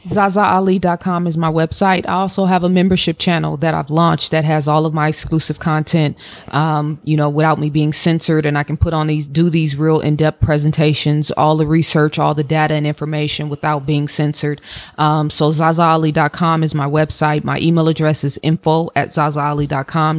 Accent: Oakland, California, United States; now in Atlanta, United States; growing up in Oakland

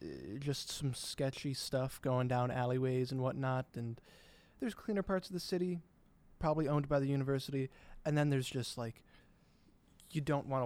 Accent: Connecticut, United States; moved away; Yale's in my home state

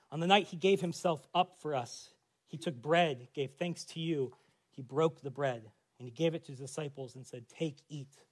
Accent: United States; as an American Christian in the 21st century.

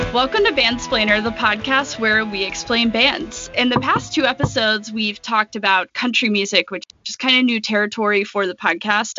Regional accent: Jackson, Mississippi, United States; I grew up in Jackson, Mississippi

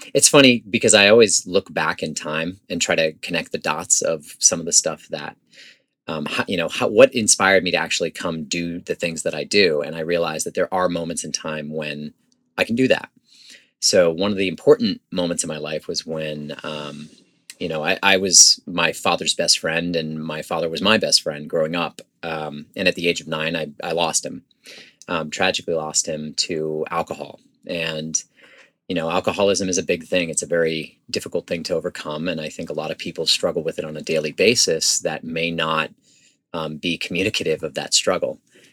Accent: Nashua, New Hampshire, United States; I grew up in a town called Nashua, New Hampshire, and I was there for a long time

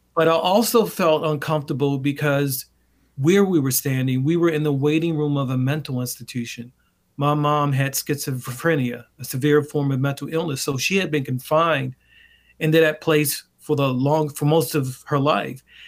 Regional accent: Baltimore, Maryland, United States; I was born in West Baltimore in the mid-sixties

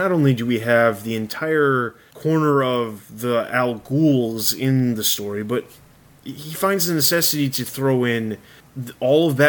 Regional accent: Chicago, Illinois, United States; moved away; I'm originally from Chicago.

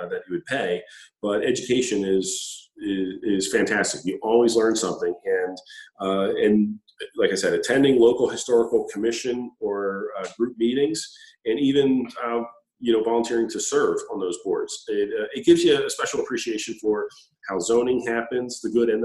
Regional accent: Delaware County, Pennsylvania, United States; I grew up in Delaware County and work in Chester County

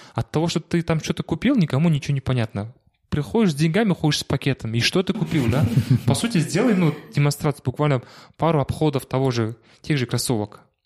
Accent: Shymkent, Kazakhstan; now in Almaty, Kazakhstan; из Шимкента, откуда я родом

